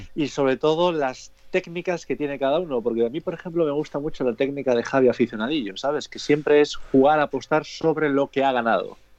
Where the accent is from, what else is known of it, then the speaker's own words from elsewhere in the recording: Cantabria, Spain; somos de aquí, de Cantabria